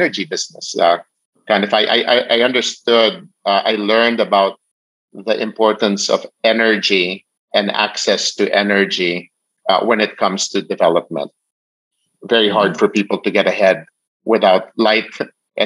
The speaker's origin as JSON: {"language": "English", "country": "Philippines", "tie": "born or raised there", "said": "I was born in the Philippines"}